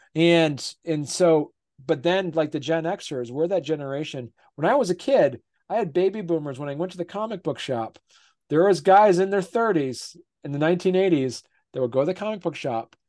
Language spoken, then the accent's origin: English; Vermont, United States; I'm from I'm from Vermont. I live in Vermont.